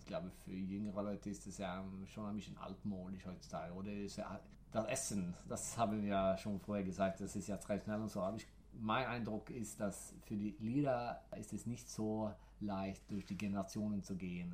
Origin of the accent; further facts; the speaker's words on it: near Gothenburg, Västra Götaland, Sweden; German is a second language; now in Stockholm, Sweden; Ich bin ja in der Nähe von Göteborg aufgewachsen